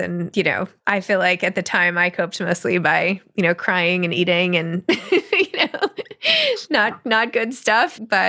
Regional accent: New York City, New York, United States; as a New Yorker

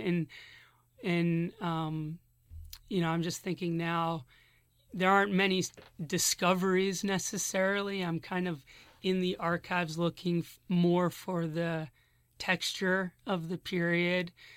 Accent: Philadelphia, Pennsylvania, United States; moved away as an adult; now in Berkeley, United States; I'm from Philadelphia originally

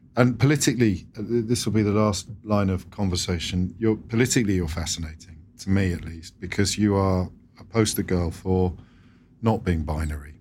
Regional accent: England, United Kingdom; I, I'm English. I'm British

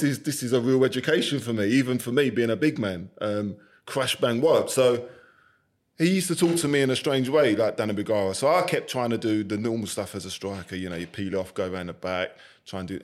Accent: London, United Kingdom; And I'm a London boy. I was born in Forest Gate, East London. The only time I came out of London was on a coach to go and play football.

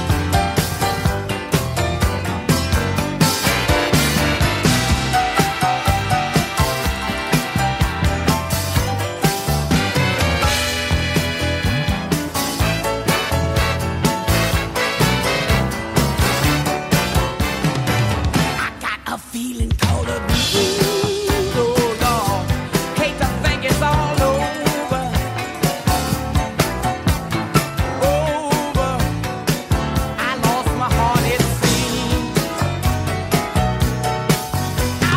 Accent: Boston, Massachusetts, United States; I grew up in Boston, went to school in Boston

